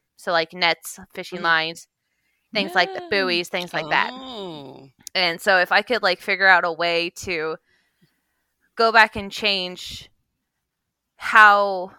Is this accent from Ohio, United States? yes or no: no; Kodiak, Alaska, United States; I grew up in Alaska and we had a lot of those same problems. Like, the island that I grew up on, Kodiak